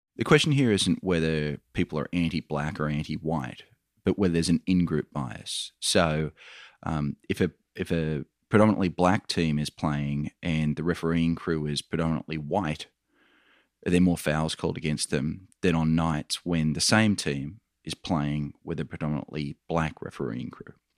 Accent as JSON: {"language": "English", "country": "Australia", "accent": "Australian", "said": "You can probably tell by my accent, Michael, I'm an Australian"}